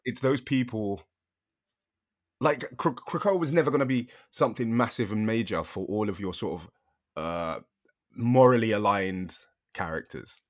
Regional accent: United Kingdom; I'm British

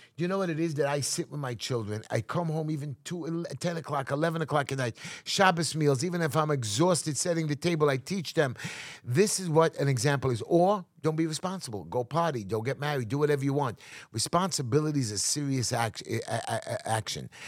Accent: New York City, New York, United States; I'm here in America, in New York City, which I'm never going to leave

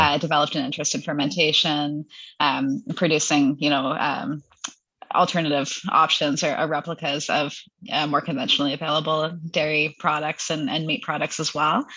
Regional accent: Hamilton, Ontario, Canada; now in London, Canada; I'm from the Hamilton area originally, so I mm-hmm. live in London now, which is where the, the business is based, London, Ontario, yep. uh, Canada's London. Yep. Uh, but I grew up in Hamilton

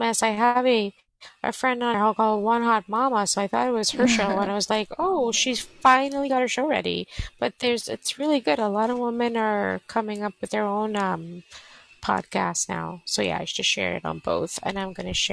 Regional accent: Canada; Born and bred from Canada. All my life lived here.

